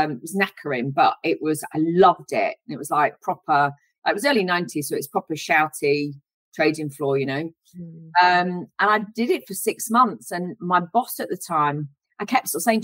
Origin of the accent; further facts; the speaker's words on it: Wigan, North West England, United Kingdom; I grew up in Wigan in Lancashire